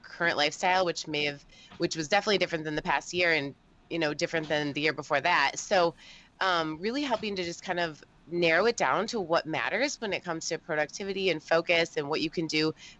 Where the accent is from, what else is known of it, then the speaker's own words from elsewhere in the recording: Cleveland, Ohio, United States; we are from Cleveland, Ohio